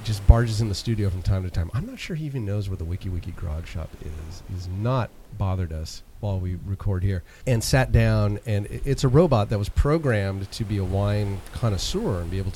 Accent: St. Helena, California, United States; growing up in St. Helena

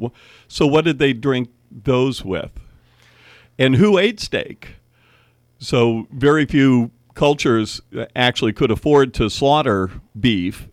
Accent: Miami, Florida, United States; also born or lived in Cleveland; now in Napa Valley, United States; we moved from Cleveland to Miami in, like, nineteen fifty-seven

